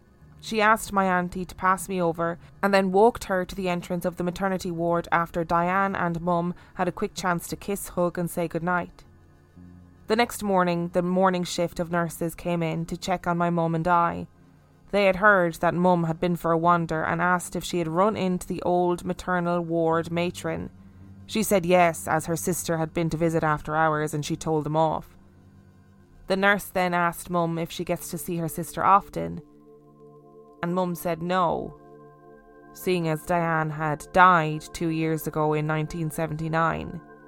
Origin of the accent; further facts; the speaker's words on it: Dublin, Leinster, Ireland; I was born in South Dublin and lived in our first house there until I was 5 years old, when my parents bought a bigger house just 10 kilometres away from our first.